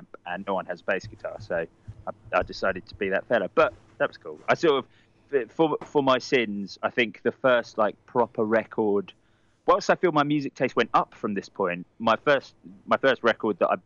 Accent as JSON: {"language": "English", "town": "Watford", "region": "East of England", "country": "United Kingdom", "tie": "born or raised there", "said": "I grew up in Watford, which is just a little an overspill town just outside of North London"}